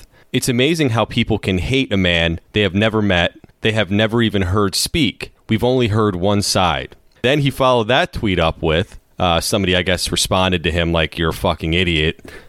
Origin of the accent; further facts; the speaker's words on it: United States; as an American